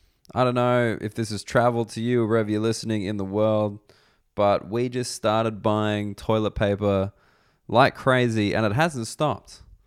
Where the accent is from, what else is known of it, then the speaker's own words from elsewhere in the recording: Reno, Nevada, United States; I grew up in Reno, bloody Reno, in the US